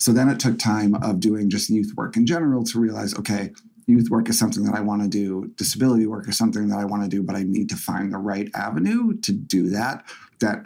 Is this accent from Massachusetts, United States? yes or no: yes; Essex, Massachusetts, United States; moved away as an adult; also born or lived in Boston; I grew up in Essex, which is about 45 minutes to an hour north of Boston, super small town